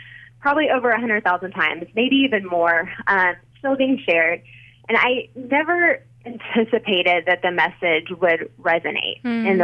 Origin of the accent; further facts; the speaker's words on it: Wichita, Kansas, United States; moved away as an adult; also born or lived in Dallas, Texas; I moved from Dallas, Texas, back to my hometown of Wichita, Kansas, which is where I live right now